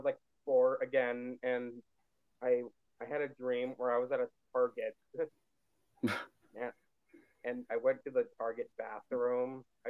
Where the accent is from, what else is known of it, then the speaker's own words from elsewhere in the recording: Las Vegas, Nevada, United States; moved away; my hometown of Las Vegas.